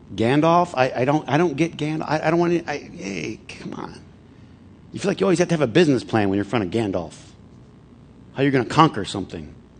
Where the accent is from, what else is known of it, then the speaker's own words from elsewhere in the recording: Flint, Michigan, United States; I grew up in Flint